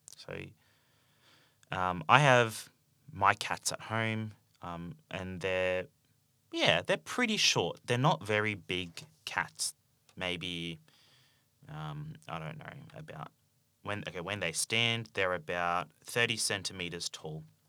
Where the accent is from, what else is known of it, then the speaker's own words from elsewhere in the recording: Australia; accent: Australian English; I speak Australian English